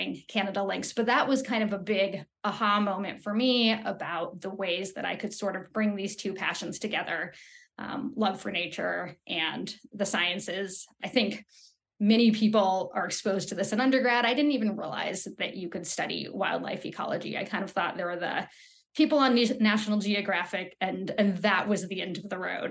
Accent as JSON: {"language": "English", "town": "Los Angeles", "region": "California", "country": "United States", "tie": "born or raised there", "also_born_or_lived": "Lander, Wyoming", "moved": "as an adult", "said": "I actually grew up in Southern California in Los Angeles"}